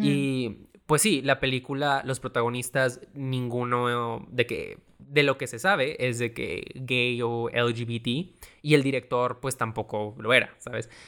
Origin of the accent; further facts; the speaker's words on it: Mexico; A mí sí me hizo sentir orgulloso de ser mexicano